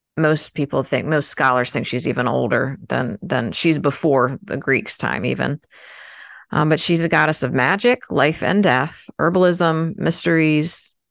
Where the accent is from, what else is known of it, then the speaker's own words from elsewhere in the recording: United States; I'm American, so it's you know we're American.